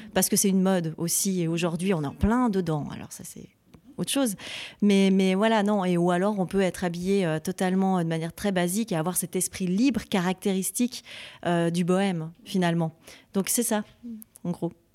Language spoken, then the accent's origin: French; French-speaking Switzerland, Romandy, Switzerland; je suis Suisse romande et j'aime mon pays